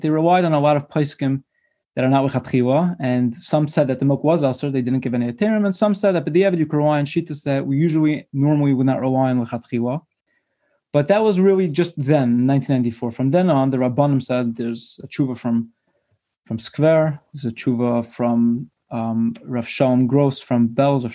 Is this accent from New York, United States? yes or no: yes; Brooklyn, New York, United States; I was born and bred in Brooklyn